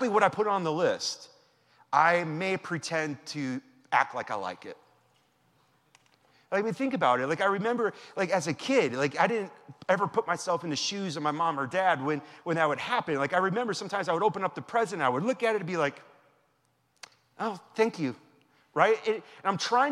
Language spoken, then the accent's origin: English; Wisconsin, United States; moved away; that's how we were raised in Wisconsin.